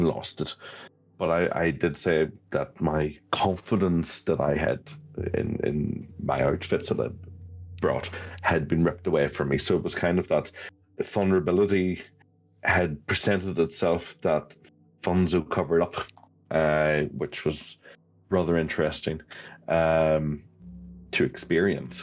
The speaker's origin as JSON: {"language": "English", "country": "Ireland", "also_born_or_lived": "London", "moved": "as an adult"}